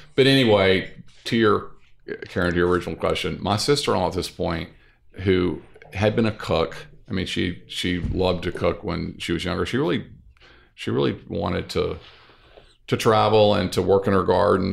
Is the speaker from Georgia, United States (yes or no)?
no; North Louisiana, United States; moved away as an adult; also born or lived in New York City; now in New Orleans, United States; I grew up in North Louisiana